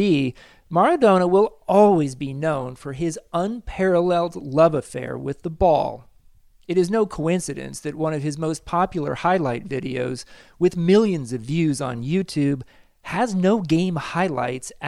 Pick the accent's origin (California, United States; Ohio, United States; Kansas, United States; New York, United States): Kansas, United States; I went to Shawnee Mission East High School in the same area